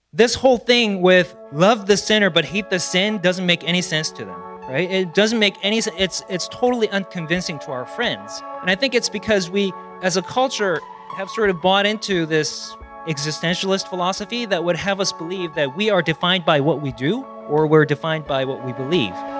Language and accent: English; South Korea; moved away; I was born and raised in South Korea